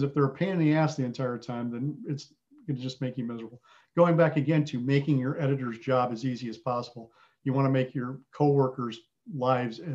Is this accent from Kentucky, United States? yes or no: no; Southern Wisconsin, United States; also born or lived in England; I had the fortune of growing up in Southern Wisconsin